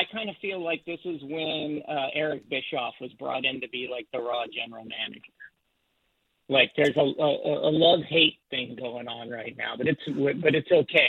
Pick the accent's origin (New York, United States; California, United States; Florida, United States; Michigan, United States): Florida, United States; Tampa; growing up in Tampa, Florida, hometown guy